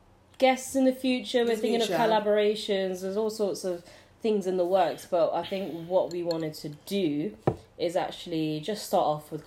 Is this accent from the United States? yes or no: no; United Kingdom; Me from a South Asian background, … from West African Ghanaian background. Yeah, but both being British born and bred